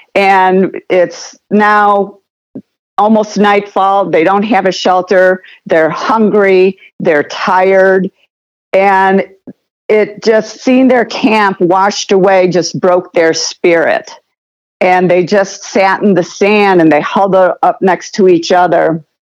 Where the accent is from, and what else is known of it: United States